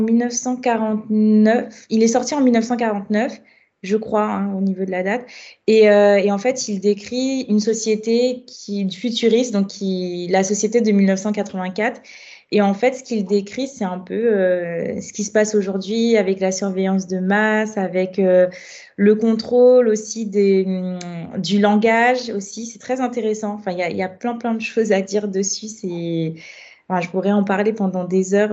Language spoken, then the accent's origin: French; Guadeloupe; moved away as an adult; now in Paris, France; j'ai grandi en Guadeloupe pendant longtemps